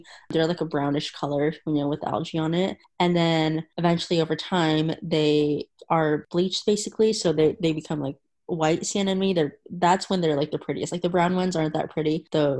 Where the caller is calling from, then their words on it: Riverside, California, United States; I'm 20 years old and I go to school at the University of California in Riverside. So I am calling in from California.